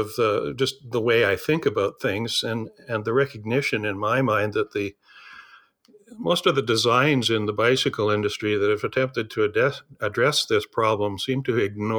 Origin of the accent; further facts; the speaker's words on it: Saskatchewan, Canada; I grew up in southern Saskatchewan. I'm actually a farm boy by birth. Went to the University of Saskatchewan in Saskatoon